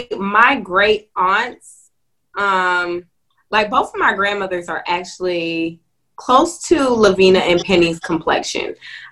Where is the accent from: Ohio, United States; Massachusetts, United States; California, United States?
Massachusetts, United States; Boston; I grew up in Boston, Massachusetts. So when I came down here and started saying y'all and finna and stuff like